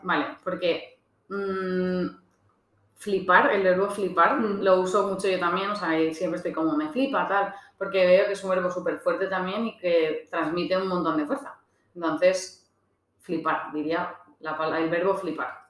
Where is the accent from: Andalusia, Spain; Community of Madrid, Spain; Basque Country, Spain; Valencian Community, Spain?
Valencian Community, Spain; also born or lived in Australia; yo soy valenciana